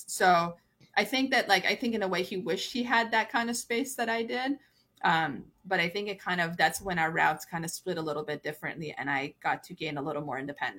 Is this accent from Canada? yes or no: yes; Canada; So it's just every person that I came across at that phase of my life just became what I didn't have growing up in Canada.